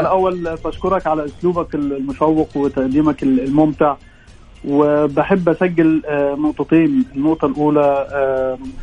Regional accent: Egypt; now in Jeddah, Saudi Arabia; من مصر بس مقيم في جده

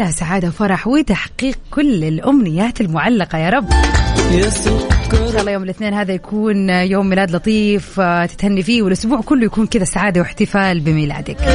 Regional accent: Riyadh, Riyadh Province, Saudi Arabia; now in Jeddah, Saudi Arabia; يعني من مواليد الرياض فعشت في الرياض فتره من عمري طويله وبعدين سكنت في جده

